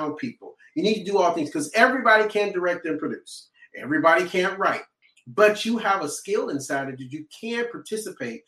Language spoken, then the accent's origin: English; Chicago, Illinois, United States; I'm originally from Chicago. I'm from Southside Chicago.